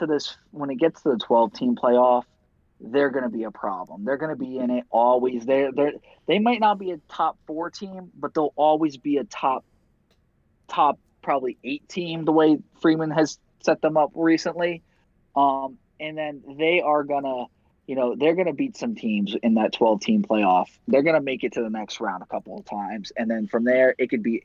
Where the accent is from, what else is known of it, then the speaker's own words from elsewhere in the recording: Ireland; now in Ohio, United States; As an Irish man, living in Ohio, I hate Notre Dame with everything.